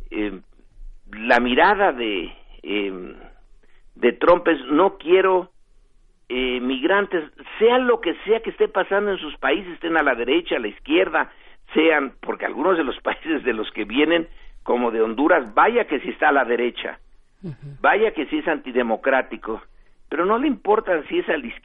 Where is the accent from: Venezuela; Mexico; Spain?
Mexico; ahí entramos nosotros, todos nosotros como mexicanos, porque la sociedad mexicana va a tener que pagar el precio.